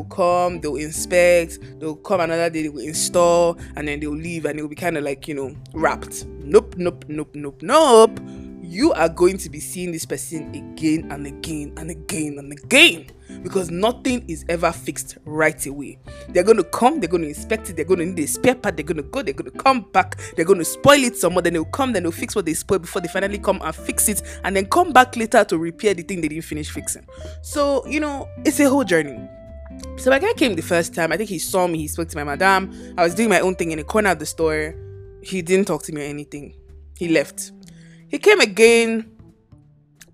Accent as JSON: {"language": "English", "country": "Nigeria", "also_born_or_lived": "Lagos, Nigeria", "moved": "yes", "said": "my home country, Nigeria"}